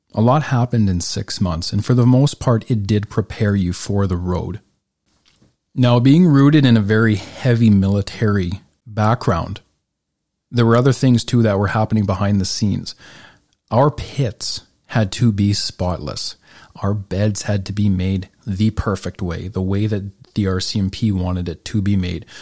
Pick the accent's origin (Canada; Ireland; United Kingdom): Canada; Northern Alberta; growing up in Northern Alberta